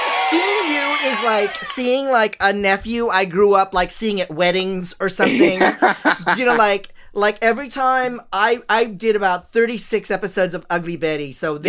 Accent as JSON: {"language": "English", "country": "Philippines", "said": "it's strange for me as a Filipino to watch Filipino drag queens"}